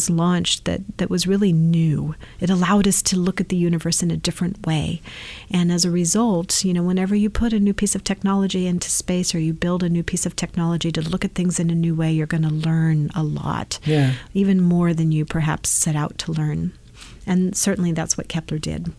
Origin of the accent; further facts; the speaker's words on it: East Bay, California, United States; also born or lived in Brazil; I grew up in the East Bay, did my undergrad at Berkeley and my grad at Santa Cruz